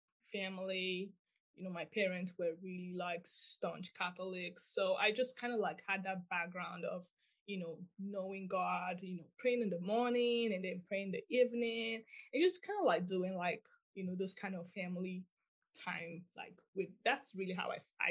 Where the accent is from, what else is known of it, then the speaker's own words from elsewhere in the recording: Nigeria; moved away; I actually grew up in Nigeria